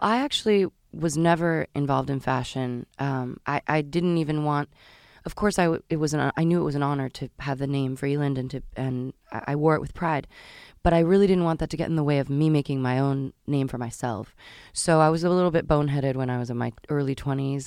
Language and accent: English; Marin County, Northern California, United States; also born or lived in Washington, D.C.; I was born in Washington, D C, but I grew up in Northern California